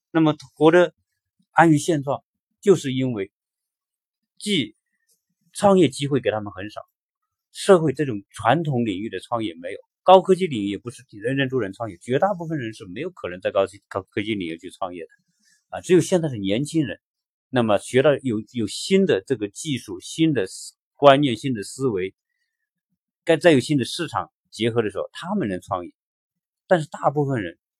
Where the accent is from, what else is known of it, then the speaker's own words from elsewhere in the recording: China; 我们中国人的这一代，在改，改革开放成长以来的这一代人